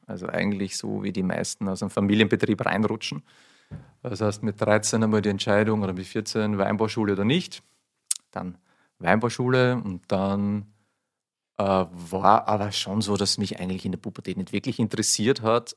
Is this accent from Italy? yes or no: no; Burgenland, Austria; also born or lived in Hungary; Dort bin ich aufgewachsen und dort ist ein Weingut und das zweite Weingut ist in Ungarn